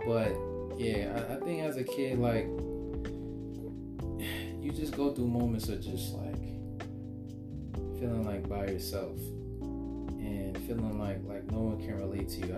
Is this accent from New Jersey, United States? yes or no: yes; New Jersey, United States; also born or lived in Brooklyn, New York; growing up in Jersey